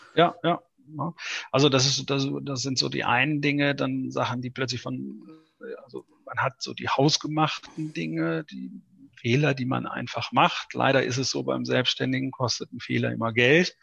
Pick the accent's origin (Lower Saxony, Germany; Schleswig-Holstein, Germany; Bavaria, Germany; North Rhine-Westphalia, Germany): North Rhine-Westphalia, Germany; now in Buchholz in der Nordheide, Germany; ich bin ja ein Importierter. Ich komme ursprünglich gebürtig aus Ostwestfalen.